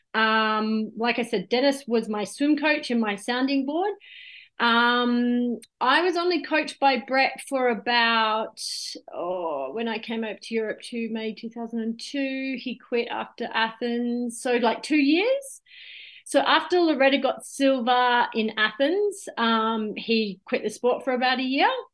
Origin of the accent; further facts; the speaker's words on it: Gold Coast, Queensland, Australia; I was born on the Gold Coast